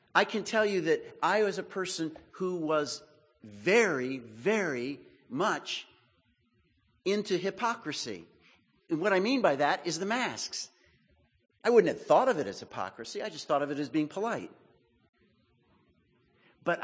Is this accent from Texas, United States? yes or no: yes; Texas, United States; I'm from Texas